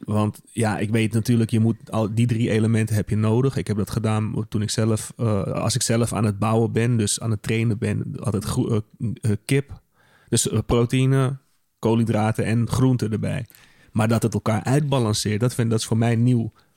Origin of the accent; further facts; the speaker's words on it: Netherlands; ik ben een Nederlander